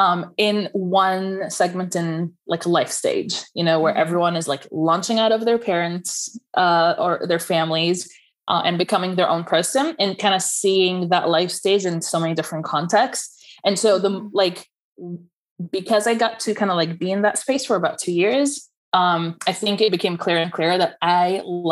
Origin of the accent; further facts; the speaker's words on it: United States; if I say I'm Egyptian American, people assume that it means that, like, it depends on where I am.